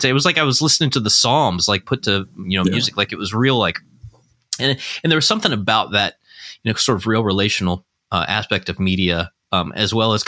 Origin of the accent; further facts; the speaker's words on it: Indiana, United States; moved away; also born or lived in New Albany, Indiana / Floyds Knobs, Indiana / Springfield, Ohio; I'm from Indiana